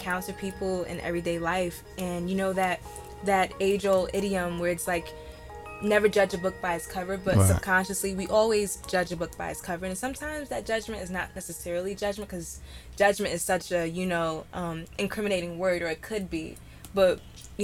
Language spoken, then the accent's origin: English; Jersey City, New Jersey, United States; also born or lived in Austin, Texas; I am a Jersey City native